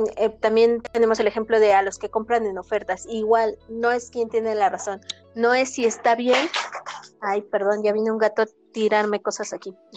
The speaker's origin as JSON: {"language": "Spanish", "country": "Mexico"}